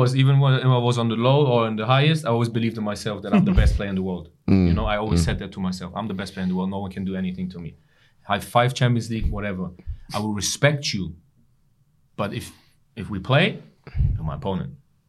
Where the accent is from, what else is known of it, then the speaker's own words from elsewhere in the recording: England, United Kingdom; I come from England, you know